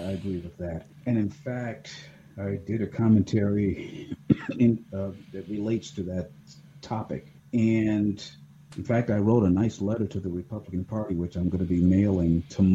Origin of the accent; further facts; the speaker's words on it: Ohio, United States; my home state of Ohio